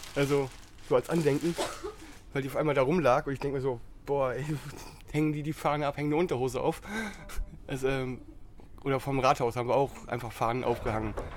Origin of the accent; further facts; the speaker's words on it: Cologne, North Rhine-Westphalia, Germany; ich komme aus Köln